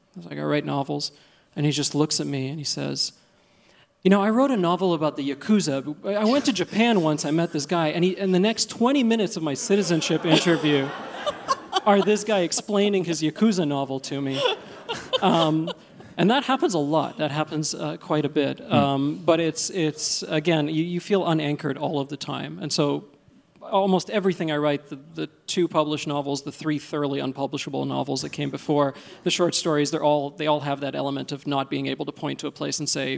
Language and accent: English; Egypt; born there; accent: Egyptian; English is a second language; finally we got to Egypt, where I was born. And when I said, you know, well, I was born in Egypt, and he sort of nodded, and he said, yeah, I could hear the Egyptian in your accent.